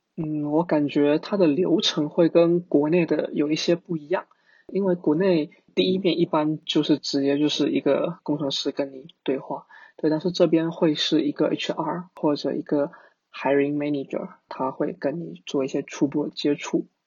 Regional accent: Fujian, China; moved away as an adult; now in Singapore; 因为我是福建人嘛

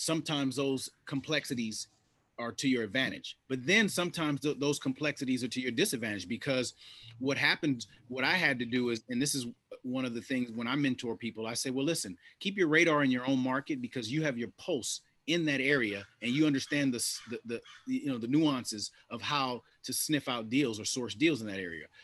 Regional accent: Los Angeles, California, United States; I grew up in South Los Angeles in the '80s

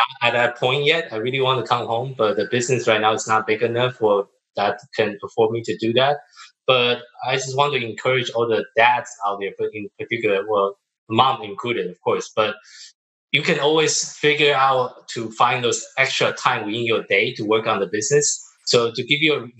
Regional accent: Taiwan; moved away; also born or lived in Tokyo, Japan; I'm from Taiwan.

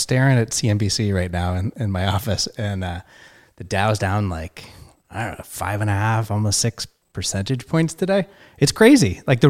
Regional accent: Oregon, United States; now in California, United States; I grew up in Oregon

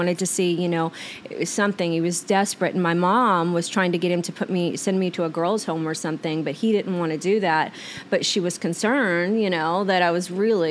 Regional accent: Oklahoma, United States; moved away as an adult; now in Arizona, United States; back to Oklahoma. Like, I was just a juvenile delinquent, and in my hometown

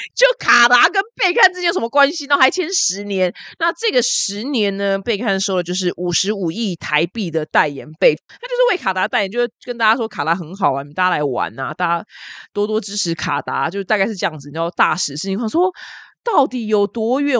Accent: Taiwan; 我们台湾人

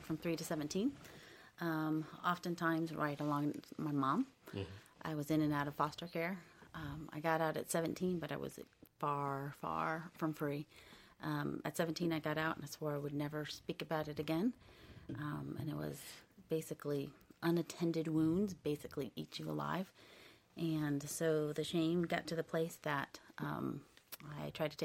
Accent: United States; I was born here in the United States

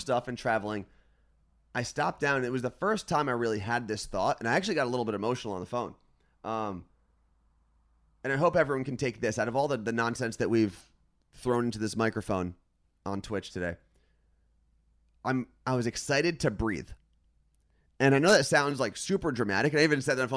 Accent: Ridgewood, New Jersey, United States; now in Seattle, United States; Ridgewood, New Jersey, my hometown where my parents still live

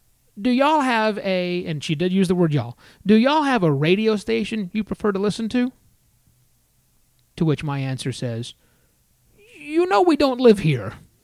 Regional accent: United States; We're American.

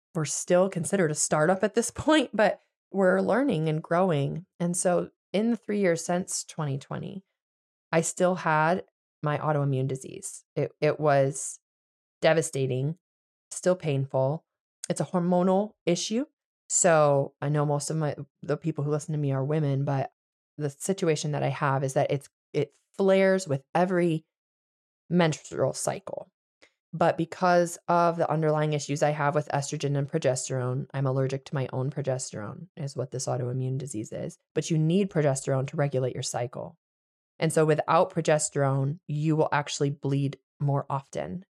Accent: Michigan, United States; moved away as an adult; also born or lived in Virginia / Pennsylvania; we moved to Michigan when Adeline is one. and buy a house in my hometown

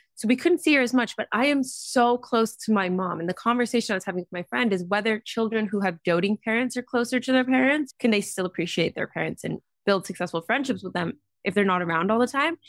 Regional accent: Vancouver, British Columbia, Canada; moved away; Grew up on the west coast of Canada in a city called Vancouver

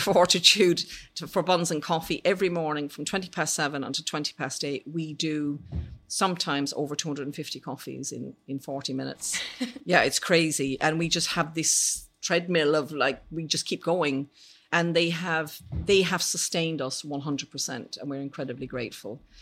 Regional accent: Ireland; I was brought up in Ireland in the seventies

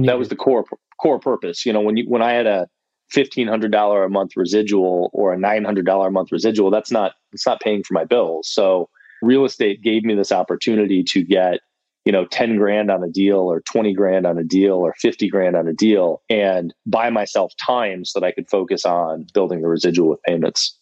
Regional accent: Ann Arbor, Michigan, United States; moved away as an adult; also born or lived in Indiana; now in Austin, United States; I'm from Michigan, from Ann Arbor, okay. Michigan originally, moved to Austin about six years ago

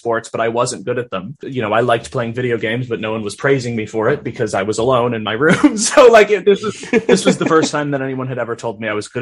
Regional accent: Minnesota, United States; I was raised in Minnesota

